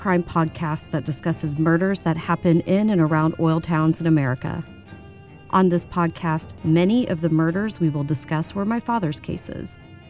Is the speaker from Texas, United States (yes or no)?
yes; Baytown, Texas, United States; my hometown, Baytown, Texas